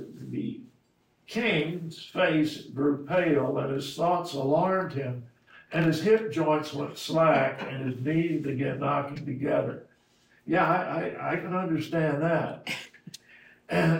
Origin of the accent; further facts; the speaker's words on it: Miami, Florida, United States; I grew up in Miami, Florida